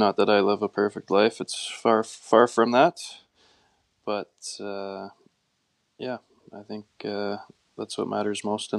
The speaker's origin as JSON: {"language": "English", "area": "near Camrose", "region": "Alberta", "country": "Canada", "tie": "born or raised there", "said": "I'm just kind of a simple farm kid from out in the country, growing up near Armenia. It was just a pretty standard upbringing for a rural family"}